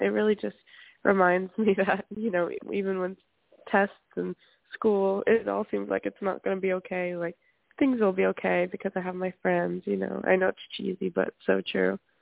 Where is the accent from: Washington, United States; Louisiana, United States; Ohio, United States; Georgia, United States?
Louisiana, United States; moved away as an adult; now in Berkeley, United States; I'm from Louisiana.